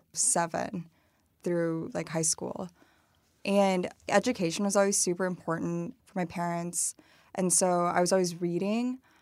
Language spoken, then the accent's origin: English; Dunlap, Illinois, United States; also born or lived in Madison, Wisconsin / Peoria, Illinois; we moved to Peoria, Illinois, um, pretty quickly, like I think when I was like four or five